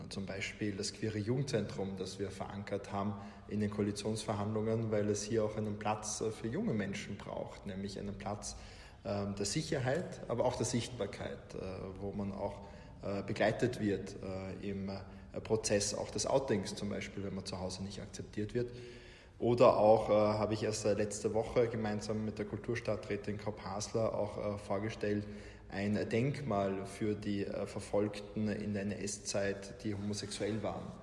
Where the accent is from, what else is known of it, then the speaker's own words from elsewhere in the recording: Salzburg, Austria; now in Vienna, Austria; ich bin in Salzburg geboren, äh, wollte aber schon in der Schulzeit raus aus Salzburg